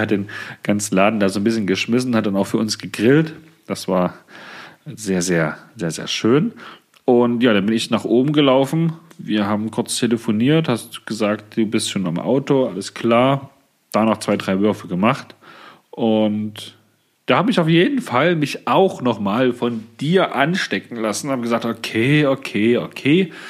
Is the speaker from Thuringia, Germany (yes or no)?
yes; Thuringia, Germany; hier bei uns in Thüringen